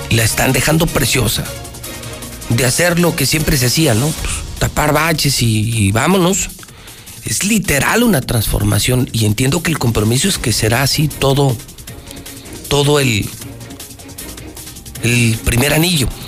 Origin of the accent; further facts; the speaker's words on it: Aguascalientes, Mexico; yo no sé de qué barrio sea usted, pero yo soy del Encino, imagínese que algún estúpido por dejar, según él, bonito el templo, fuera a enjarrar todo el templo del Encino